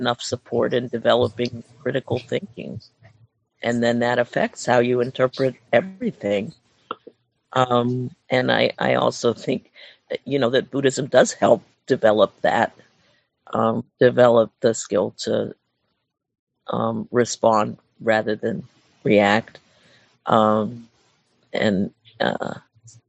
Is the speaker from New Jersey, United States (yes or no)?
no; Pittsburgh, Pennsylvania, United States; also born or lived in Mount Lebanon, Pennsylvania; I'm from Pittsburgh, and my parents moved us from the city to Mount Lebanon in 1972